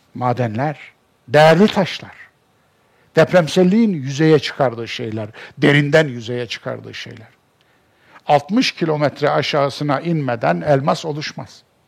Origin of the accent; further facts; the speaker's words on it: Kayseri Province, Turkey; Benim doğduğum memleketimin işte en büyük alameti farikası Erciyes'tir. Ben Erciyes'e bakarak büyümüş bir insanım.